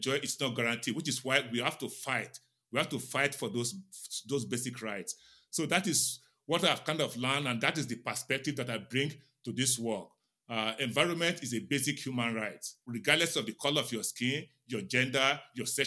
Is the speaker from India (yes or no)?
no; Nigeria; now in Silver Spring, United States; I grew up in Nigeria